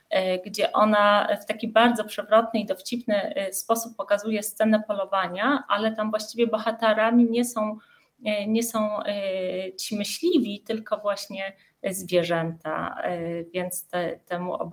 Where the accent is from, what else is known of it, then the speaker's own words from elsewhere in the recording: Kraków, Lesser Poland, Poland; moved away as an adult; jestem Ojej. krakowianką. I, i, I aż do końca studiów mieszkałam w Krakowie.